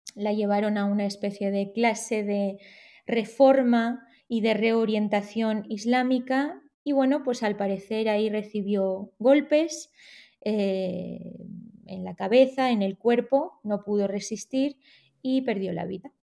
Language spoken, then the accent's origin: Spanish; Spain; also born or lived in Tehran, Iran; yo nací en Teherán, pero con cuatro o cinco meses, cuando era eh, bebé, mis padres decidieron venir a España entonces me he criado aquí